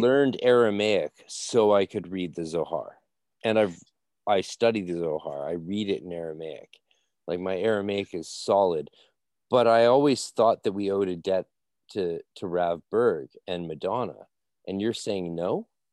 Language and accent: English; Canada; I'm Canadian